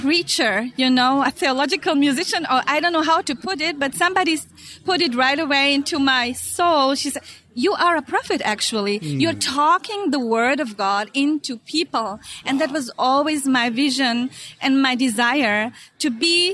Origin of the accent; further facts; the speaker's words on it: Germany; moved away as an adult; now in Israel; growing up in Germany and being a daughter of foreign workers